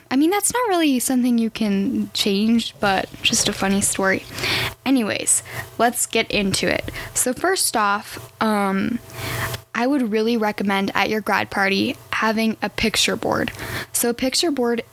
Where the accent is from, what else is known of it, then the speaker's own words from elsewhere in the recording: Arizona, United States; now in Colorado, United States; I grew up in Arizona, so I'm very excited to be moving back